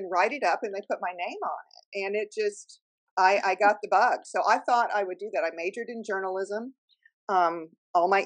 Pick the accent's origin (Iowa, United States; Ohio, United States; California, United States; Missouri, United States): Ohio, United States; Cincinnati; moved away as an adult; also born or lived in Tuscaloosa, Alabama; now in Chapel Hill, United States; I was born and raised in Cincinnati, Ohio